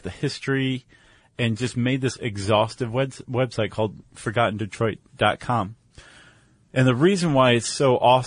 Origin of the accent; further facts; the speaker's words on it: Toledo, Ohio, United States; moved away; I grew up in Toledo